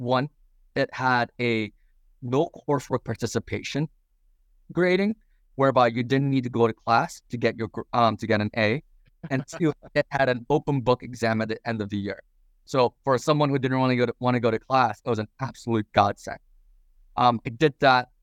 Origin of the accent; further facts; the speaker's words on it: Champaign, Illinois, United States; I'm from Champaign, Illinois